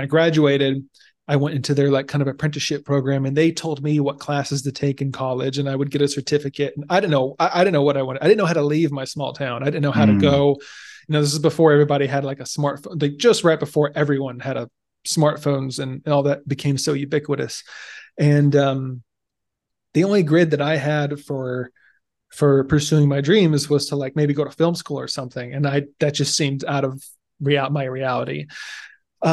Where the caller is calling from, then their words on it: Kailua, Hawaii, United States; Yeah, so today you are hearing me from Kailua, Hawaii, which is nice. On the island of Oahu, same island as Honolulu, for those that aren't familiar with.